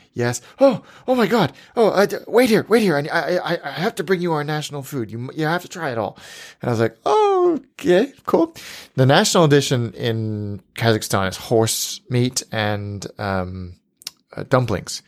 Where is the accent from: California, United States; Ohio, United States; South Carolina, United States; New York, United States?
California, United States; Livermore; moved away; I went to an ale house in my hometown called the First Street Ale House in Livermore, California.